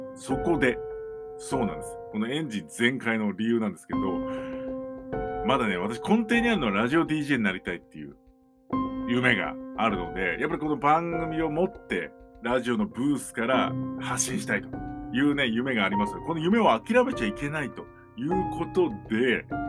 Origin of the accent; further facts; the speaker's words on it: Narashino, Chiba, Japan; 地元が千葉県習志野市。なんですけど